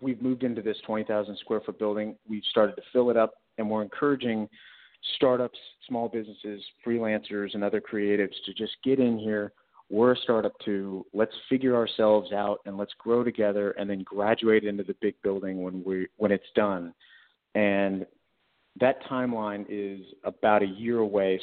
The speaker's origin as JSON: {"language": "English", "town": "Houston", "region": "Texas", "country": "United States", "tie": "born or raised there", "said": "I was born and raised in Houston"}